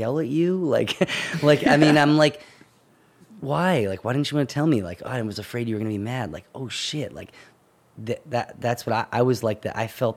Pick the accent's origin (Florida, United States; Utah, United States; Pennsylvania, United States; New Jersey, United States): Pennsylvania, United States; Holland; So I was born and raised in Holland, Pennsylvania, technically, which is like 25 minutes away from Doylestown